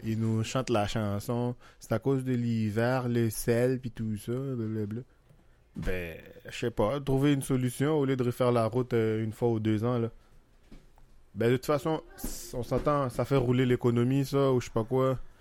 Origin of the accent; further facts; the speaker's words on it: Haiti; now in Laval, Canada; Je suis né en Haïti, j'ai grandi là-bas